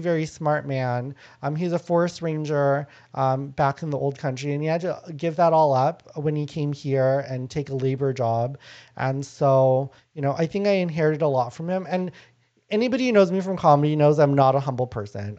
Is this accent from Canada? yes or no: yes; Canada; born or raised there; first language Lao; also born or lived in Thailand